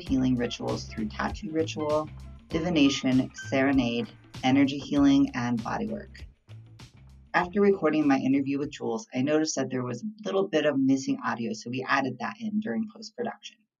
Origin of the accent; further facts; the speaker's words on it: United States; also born or lived in Baltimore, Maryland; My ancestry is mostly Tagalog and some Chinoy, but I was raised here on Turtle Island.